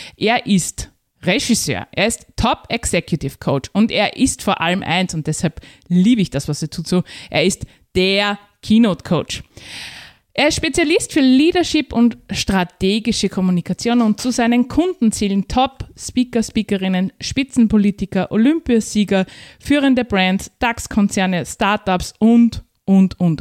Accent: Austria; als Österreicherin

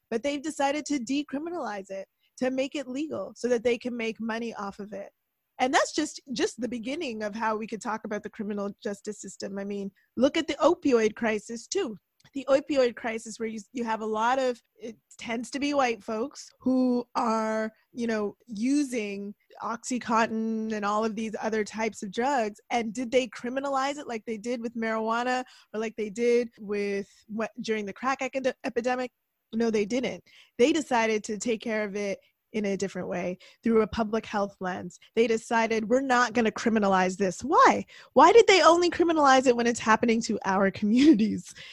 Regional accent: Toronto, Ontario, Canada; I grew up in Toronto

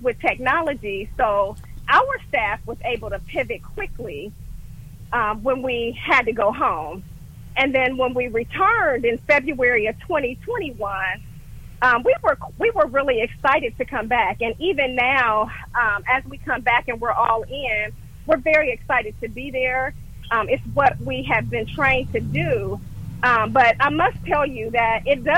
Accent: Dayton, Ohio, United States; moved away as an adult; now in Columbus, United States; I am originally from the Gem City, Dayton, Ohio

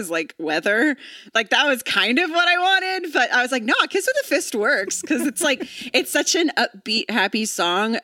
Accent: Texas, United States; moved away as an adult; also born or lived in Oklahoma; now in Los Angeles, United States; I'm from Texas. I went to college in Oklahoma. I lived the first 22 years of my life in tornado country

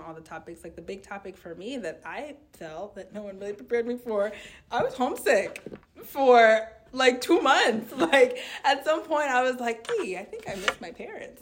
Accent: United States; I grew up in America

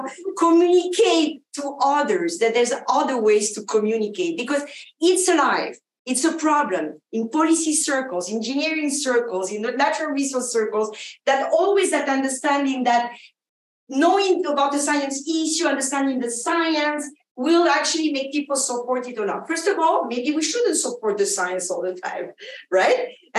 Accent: Argentina; born there; also born or lived in France; I actually grew up around the world. I was born in Argentina. French parents, I went to France to go to agronomic engineering school

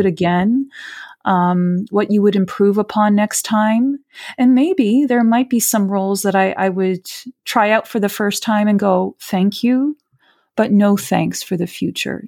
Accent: Rio de Janeiro, Brazil; now in Canada; I'm Brazilian. I'm from Rio de Janeiro.

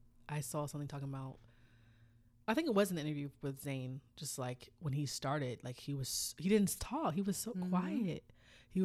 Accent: South Korea; Like, we're from South Korea, a little tiny little country.

